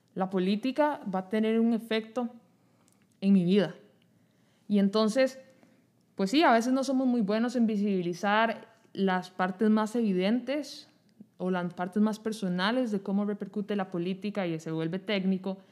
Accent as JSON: {"language": "Spanish", "country": "Costa Rica", "said": "como costarricenses"}